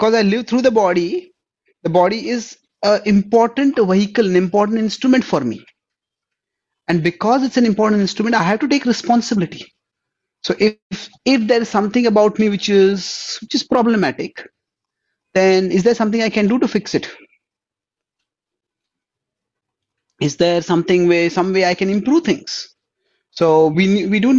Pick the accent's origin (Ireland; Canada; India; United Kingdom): India; first language Marathi; English is a second language; I am from India